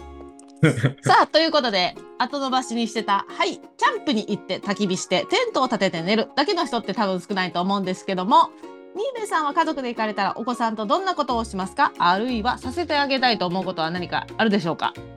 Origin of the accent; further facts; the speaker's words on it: Japan; moved away; 私が海なし県出身なんで